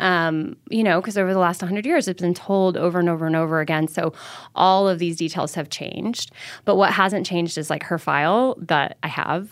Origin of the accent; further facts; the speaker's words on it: Mobile, Alabama, United States; moved away as an adult; also born or lived in Idaho; I grew up in Mobile, Alabama, like, this, mo, you know, southernmost part of the state